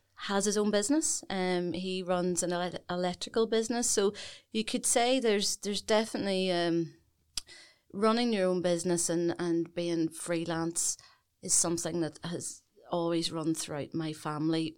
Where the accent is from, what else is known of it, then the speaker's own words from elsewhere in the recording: Belfast, Northern Ireland, United Kingdom; I'm Belfast born and bred